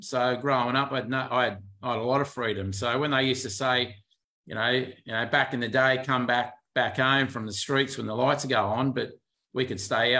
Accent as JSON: {"language": "English", "town": "Sydney", "region": "New South Wales", "country": "Australia", "tie": "born or raised there", "said": "born and bred in Leichhardt in the inner west there in Sydney. So that's where I'm from."}